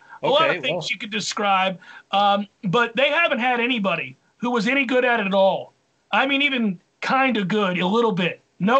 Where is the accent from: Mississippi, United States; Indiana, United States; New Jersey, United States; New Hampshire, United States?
New Hampshire, United States; I want to get closer to home. I'm from New Hampshire.